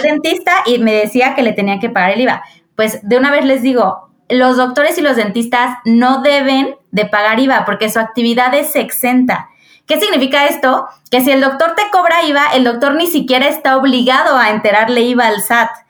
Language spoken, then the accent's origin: Spanish; Querétaro, Mexico; soy de Querétaro, tengo 32 años